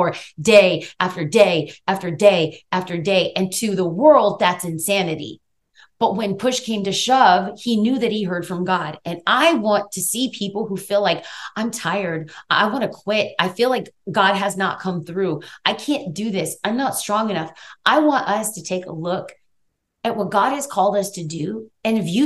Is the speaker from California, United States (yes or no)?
yes; Los Angeles, California, United States; I grew up in East Los Angeles, California